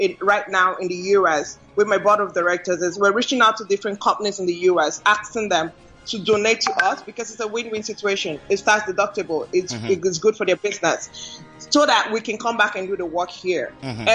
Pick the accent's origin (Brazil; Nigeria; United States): Nigeria; moved away; Nigeria because this is home